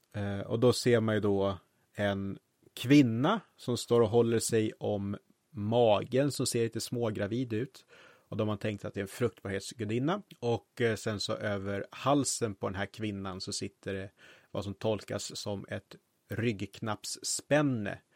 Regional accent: Roslagen, Stockholm County, Sweden; i mina hemtrakter Öster i Roslagen finns det ett Harg

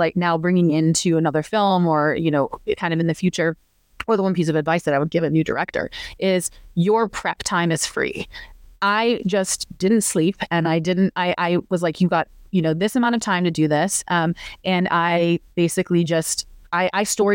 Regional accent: rural Illinois, United States; moved away; So we shot in rural Illinois, so kind of outside my hometown

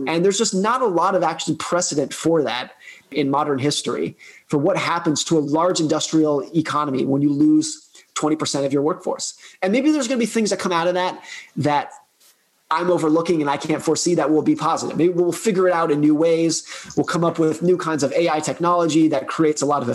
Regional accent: United States; my home country

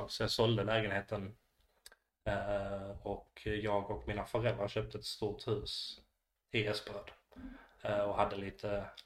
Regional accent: Malmö, Skåne, Sweden; born there; Jag, när jag föddes bodde vi på Sofiagatan på Seveds. och sen då flyttade de till Arlanda.

